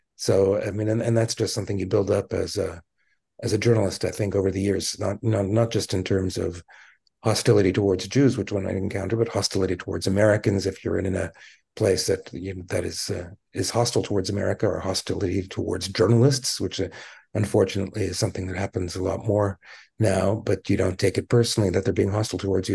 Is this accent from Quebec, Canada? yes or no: yes; Montreal, Quebec, Canada; moved away; I grew up in Montreal.